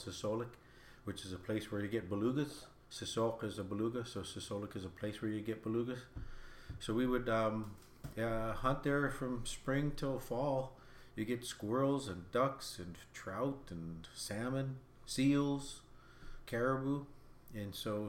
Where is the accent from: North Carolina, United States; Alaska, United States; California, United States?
Alaska, United States; Kotzebue; I was born and raised here and lived a subsistence life